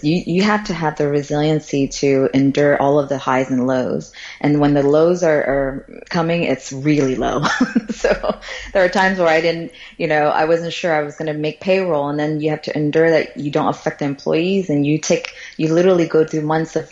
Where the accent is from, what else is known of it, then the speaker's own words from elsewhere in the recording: Florida, United States; English is a second language; moved away as an adult; also born or lived in Guangzhou, China / San Francisco / Japan; now in Singapore; I grew up there